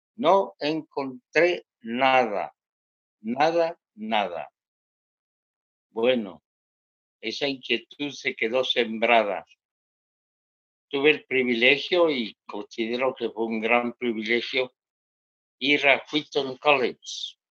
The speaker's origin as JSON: {"language": "Spanish", "region": "Bogotá", "country": "Colombia", "tie": "born or raised there", "also_born_or_lived": "Quito, Ecuador / Sevilla, Cauca, Colombia", "said": "yo nací en Quito, Ecuador, y me crié en Bogotá, Colombia"}